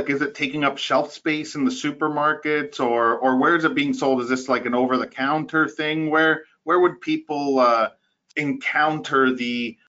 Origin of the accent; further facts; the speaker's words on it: Costa Rica; now in Ottawa, Canada; I was born in Costa Rica